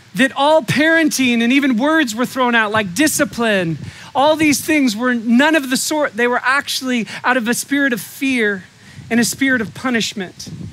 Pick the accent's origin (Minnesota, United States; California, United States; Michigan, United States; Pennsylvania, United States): California, United States; Humboldt County; I was raised in Humboldt County